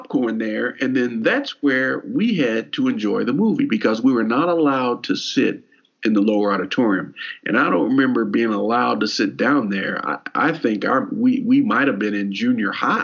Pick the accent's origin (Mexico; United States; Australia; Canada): United States; Elizabethtown, Kentucky; we grew up in Elizabethtown, Hardin County